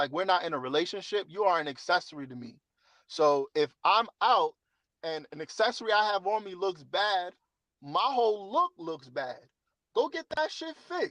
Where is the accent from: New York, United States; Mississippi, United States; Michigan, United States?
New York, United States; New York City; moved away as an adult; also born or lived in Las Vegas / Thailand; I'm from New York City